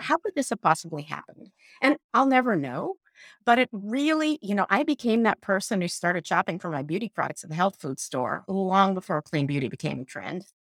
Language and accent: English; Iran; moved away; I grew up in Iran